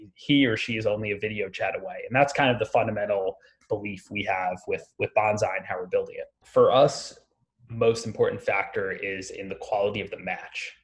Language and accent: English; Long Island, New York, United States; I grew up in the suburbs of New York, um, so out in Long Island